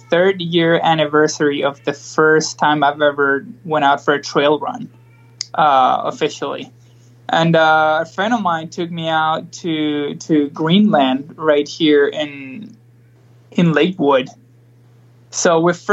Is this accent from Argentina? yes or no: yes; Argentina; moved away as an adult; also born or lived in Boulder, Colorado; now in Denver, United States; I'm from Argentina originally, and I've been living here in the U.S. Since 2009.